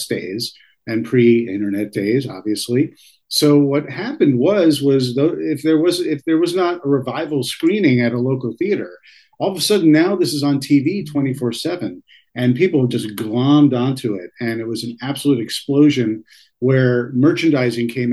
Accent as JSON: {"language": "English", "region": "the New York area", "country": "United States", "tie": "born or raised there", "said": "growing up in the New York area"}